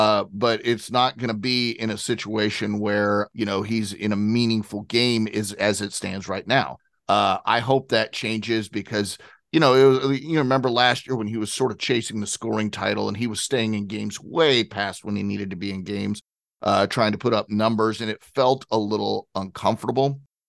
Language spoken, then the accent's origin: English; Atlanta, Georgia, United States; I was growing up in Atlanta. I was going to school in Atlanta as the Olympics were coming to Atlanta.